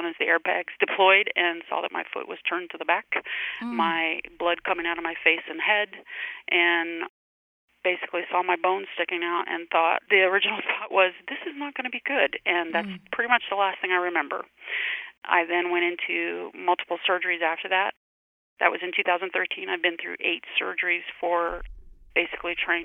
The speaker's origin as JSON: {"language": "English", "region": "Louisiana", "country": "United States", "also_born_or_lived": "Richmond, Virginia / Maryland", "moved": "yes", "said": "I'm originally from Louisiana"}